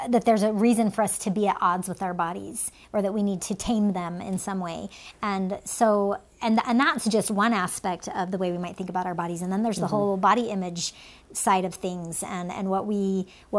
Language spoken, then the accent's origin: English; United States; born or raised there; also born or lived in Finland